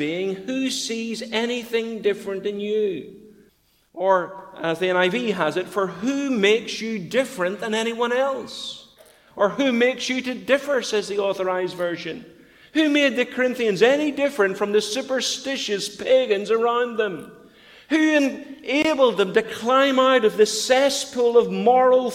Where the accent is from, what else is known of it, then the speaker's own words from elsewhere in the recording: Bangor, Northern Ireland, United Kingdom; moved away; we went to Bangor to take up the pastor than Bethany Baptist, my hometown